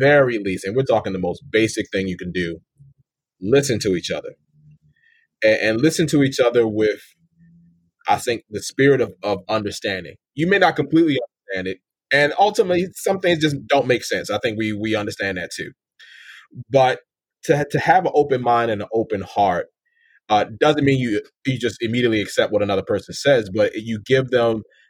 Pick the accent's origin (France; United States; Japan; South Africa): United States; Maryland; I'm from Maryland, born and raised